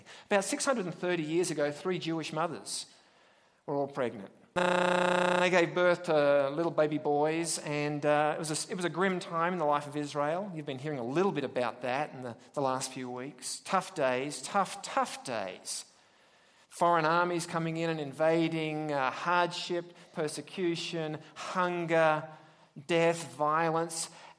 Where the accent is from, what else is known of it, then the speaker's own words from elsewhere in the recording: Australia; accent: Australian; now in United States; I'm from William Jessop University via, well, Australia